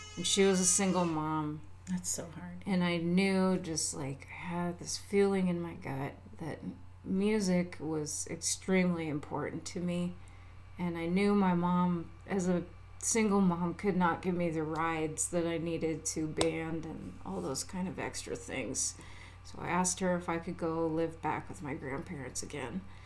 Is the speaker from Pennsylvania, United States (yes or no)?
no; Alaska, United States; moved away; I'm far away from Alaska now